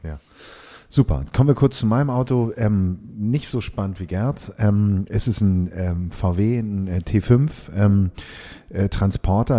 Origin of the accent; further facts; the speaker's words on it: Hamburg, Germany; bin auch aus Hamburg, wie man unschwer hört. Wir glauben ja mal, wir würden so wahnsinnig Hochdeutsch sprechen, aber nein, nein. Also mhm. Hamburger Jung, ähm, hier geboren